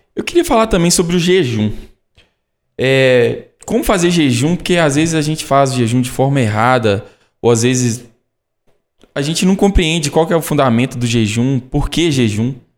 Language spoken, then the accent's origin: Portuguese; Caeté, Minas Gerais, Brazil; eu sou de Caeté, natural de Caeté